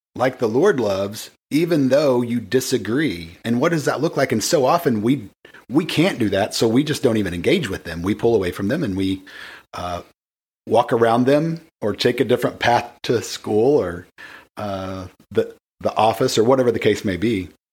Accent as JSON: {"language": "English", "region": "the Bible Belt", "country": "United States", "tie": "born or raised there", "said": "because I grew up in the Bible Belt"}